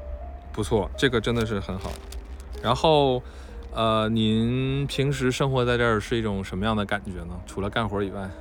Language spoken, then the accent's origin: Chinese; Northeast China, China; 您觉得为什么我们东北这边非常重视这种文化呢？